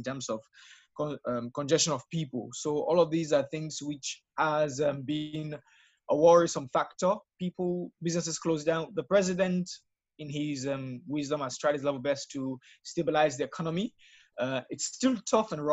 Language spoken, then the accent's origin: English; Freetown, Western Area, Sierra Leone; I'm from Freetown, Sierra Leone, the capital city.